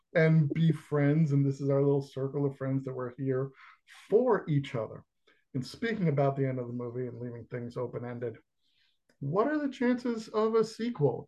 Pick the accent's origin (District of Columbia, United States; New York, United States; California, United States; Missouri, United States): New York, United States; growing up in New York